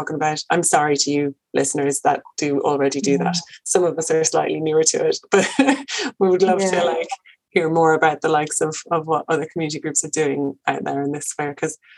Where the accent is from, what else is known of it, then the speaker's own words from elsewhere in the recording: Birmingham, West Midlands, United Kingdom; now in Leitrim, Ireland; no, yeah, I am from here. I'm from Birmingham. Yeah, I live here in Leitrim.